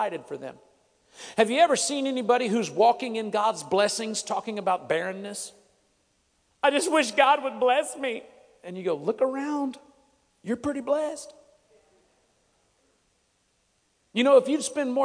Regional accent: Texas, United States; I'm from Texas

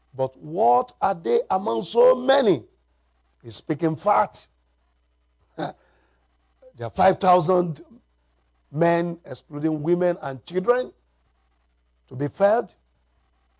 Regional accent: Nigeria; I'm from Nigeria, Africa

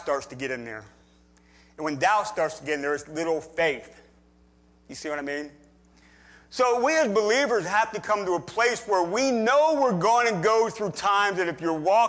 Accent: near Gettysburg, Pennsylvania, United States; I grew up near Gettysburg, Pennsylvania

